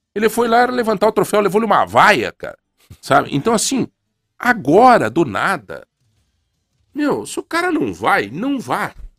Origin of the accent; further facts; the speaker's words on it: São Domingos, Brazil; moved away; Lá na minha cidade natal, em São Domingos